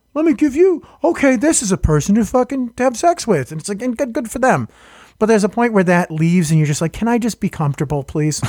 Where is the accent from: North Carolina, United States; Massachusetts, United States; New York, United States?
Massachusetts, United States; Boston; I'm from Hyde Park